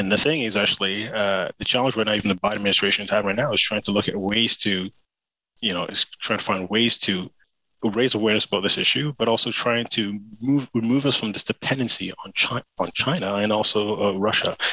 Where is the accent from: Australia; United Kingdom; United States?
United Kingdom; I speak as a Brit